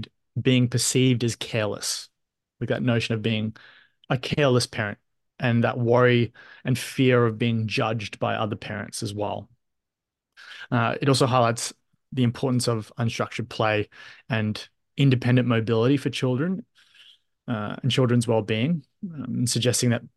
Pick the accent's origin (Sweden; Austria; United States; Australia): Australia; So my mind immediately goes to my childhood, single parent household. My mother was, you know, often working. So you kind of got that independence at an early age. You're often left at home. Growing up in Australia